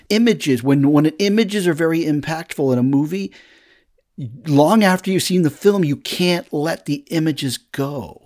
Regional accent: Woburn, Massachusetts, United States; also born or lived in Lexington, Massachusetts; I first get to Woburn, Massachusetts is where I moved from Lexington, Massachusetts

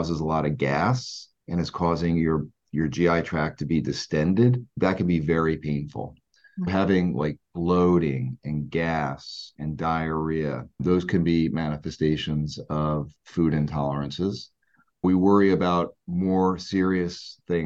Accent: New Jersey, United States; also born or lived in New York / Philadelphia; I grew up in South Jersey, where I currently reside, and have been pretty local my whole life.

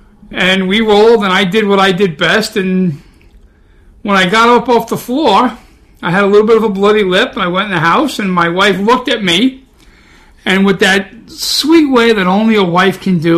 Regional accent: New York City, New York, United States; accent: Brooklyn; That's my Brooklyn accent.

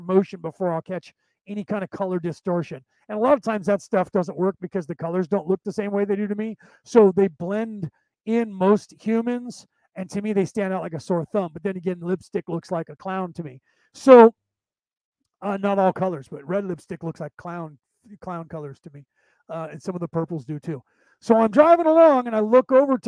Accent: Concord, California, United States; The city that I grew up in the San Francisco Bay Area, was only there because there was a military base that was there, and it's called the Concord Naval Weapons Station

